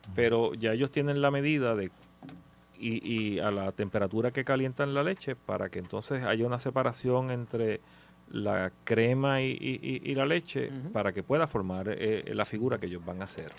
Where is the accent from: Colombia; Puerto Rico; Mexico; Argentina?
Puerto Rico; como puertorriqueño